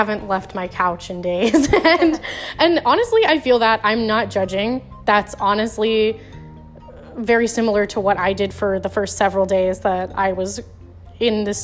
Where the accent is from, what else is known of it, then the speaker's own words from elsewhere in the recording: Florida, United States; my home state of Florida